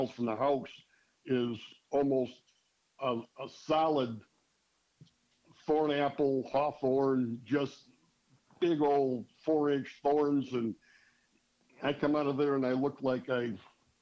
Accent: Mount Clemens, Michigan, United States; moved away as an adult; also born or lived in Attica, Michigan; now in northeast Michigan, United States; I grew up in Mount Clemens, but both of my parents were from the Thumb, Deckerville, Sandusky, Snover area

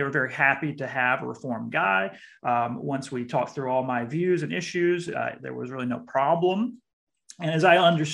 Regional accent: South Mississippi, United States; also born or lived in Jackson, Mississippi; now in South Bend, United States; I grew up in South Mississippi

